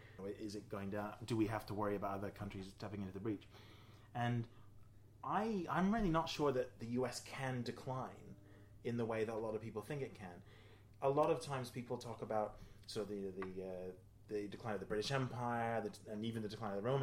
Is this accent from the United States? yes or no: no; New Zealand; I grew up in New Zealand